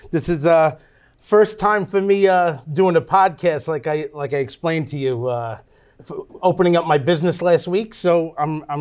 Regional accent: New York, United States; We live in Deer Park. We're from Long Island, New York.

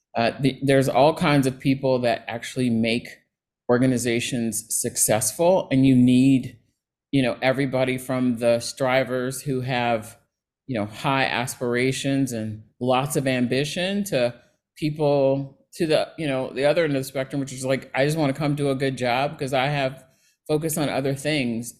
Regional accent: Cincinnati, Ohio, United States; moved away; I grew up in Ohio in Cincinnati

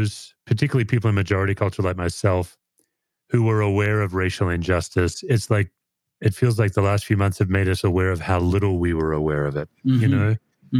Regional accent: Australia; now in United States; as an Aussie. My impression as an immigrant

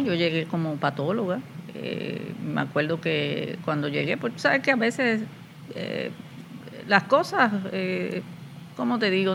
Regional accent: Puerto Plata, Dominican Republic; moved away as an adult; now in Puerto Rico; yo soy dominicana, nací en la ciudad de Puerto Plata, que es una ciudad costera que está al norte de la República Dominicana

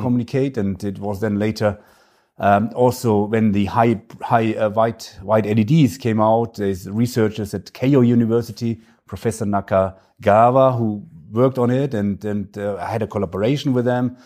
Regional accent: Franconia, northern Bavaria, Germany; accent: German; English is a second language; I am German, if you, if you may sense from my, uh, terrible accent. Uh, so I, I, I grew up in a little village in the north of Bavaria. It's in the region, it's called Franconia.

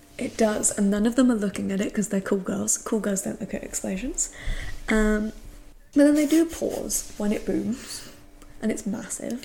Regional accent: England, United Kingdom; I'm English.

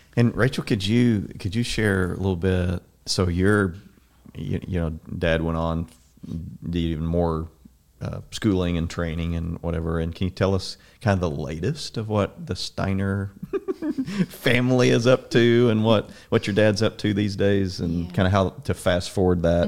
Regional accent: Southern Illinois, United States; I grew up in Southern Illinois.

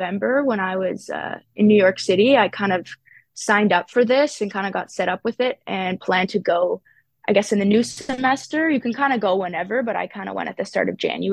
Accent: Ottawa, Ontario, Canada; I grew up in Barrhaven, so kind of the Nepean area

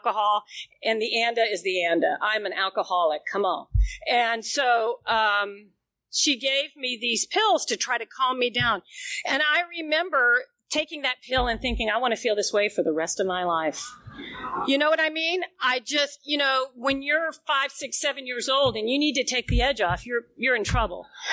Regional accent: Knoxville, Tennessee, United States; moved away as an adult; also born or lived in Atlanta / New York City; now in Powell, Tennessee, United States; I grew up in Knoxville, Tennessee, right at the foot of the Smoky Mountains

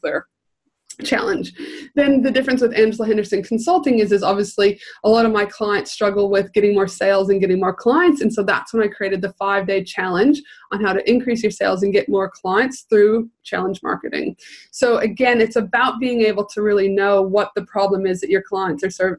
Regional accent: Canada; now in Australia; Originally from Canada, so I always say, yes, the proud Canadian

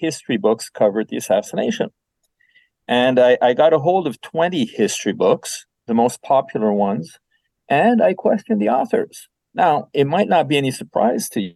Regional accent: Quebec City, Quebec, Canada; I was born in Quebec City, and I lived in a bilingual environment. So I was brought up in both French and English.

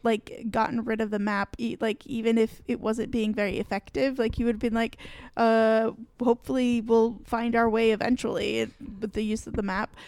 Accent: Michigan, United States; I grew up in Michigan, I grew up in forests

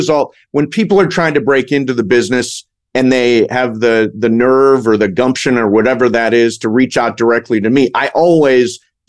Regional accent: Toledo, Ohio, United States; moved away; also born or lived in Los Angeles, California; So when I was a kid growing up in Toledo, Ohio

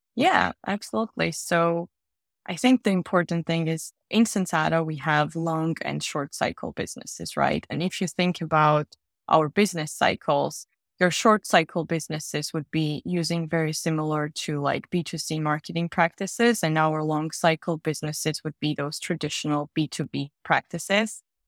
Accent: Georgia; moved away as an adult; also born or lived in Riga, Latvia / France / Germany; now in London, United Kingdom; I'm originally from Georgia, the country, not the state

